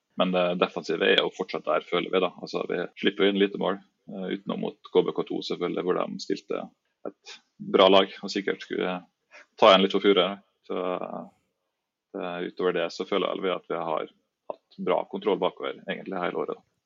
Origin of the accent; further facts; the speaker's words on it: Træff, Møre og Romsdal, Norway; moved away as an adult; also born or lived in Trondheim; jeg er jo født og oppvokst i Treffland